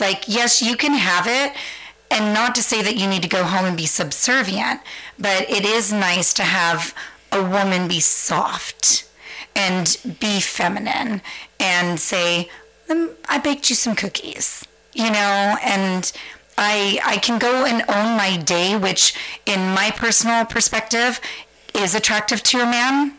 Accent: San Francisco, California, United States; moved away as an adult; also born or lived in Santa Maria, California; now in Central Coast, California, United States; born and raised in San Francisco, just blocks up from Castro

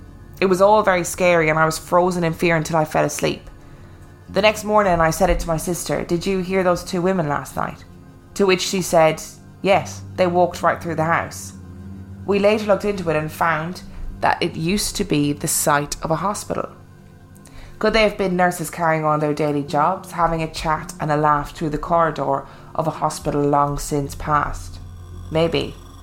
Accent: New Mexico, United States; I wanted to share my perspectives as an Anglo growing up in a very native social landscape. I grew up in New Mexico, Navajo, Hopi, Apache, and many other Pueblo and Native nations reside there.

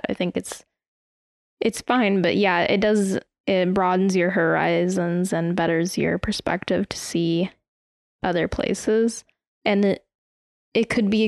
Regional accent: United States

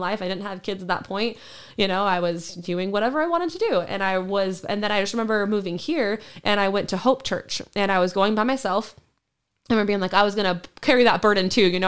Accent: Sacramento, California, United States; also born or lived in Roseburg, Oregon; we moved to, uh, Sacramento when I was in, um, going into kindergarten

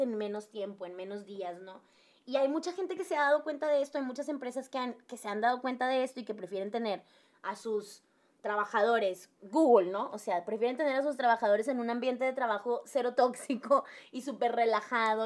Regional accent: Monterrey, Nuevo León, Mexico; el primer trabajo que tuve fue en Teleperformance como buena regia

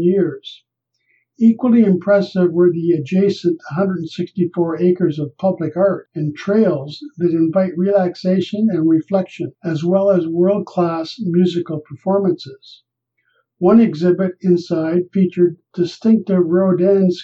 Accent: Canada; As Canadian snowbirds on our way back home from the South

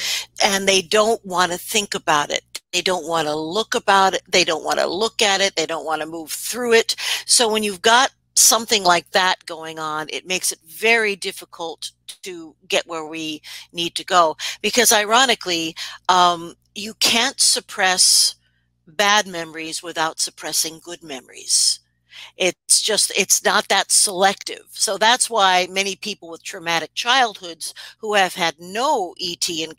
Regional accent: New York, United States; accent: New York; I am originally from New York, and I used to have a horrendous, you know, accent, which I will not duplicate.

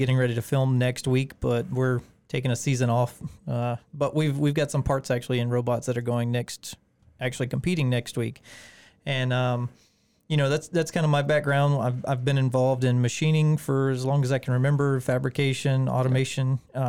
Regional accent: Beech Island, South Carolina, United States; also born or lived in Augusta; Yeah, I'm originally from Augusta, Beach Island area. Grew up over in Carolina.

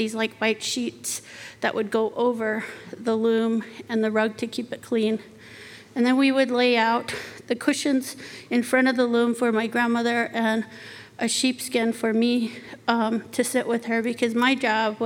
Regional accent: Arizona, United States; When I was little, I grew up on the Navajo Reservation

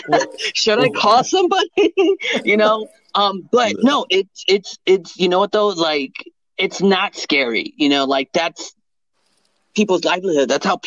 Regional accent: San Antonio, Texas, United States; I'm from Hood, San Antonio

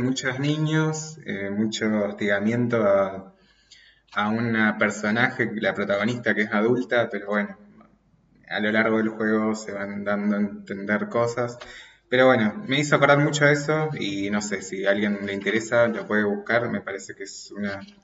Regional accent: Mendoza, Argentina; soy de Mendoza

